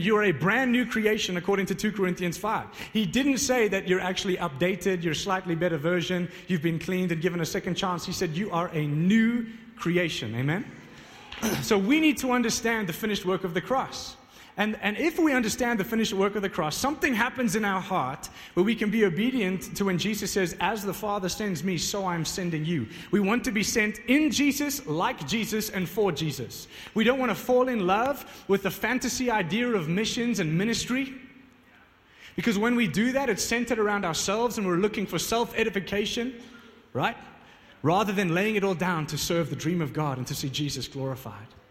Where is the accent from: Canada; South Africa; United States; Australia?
South Africa; Johannesburg, Gauteng; I'm not from uh, Pretoria, I'm from Johannesburg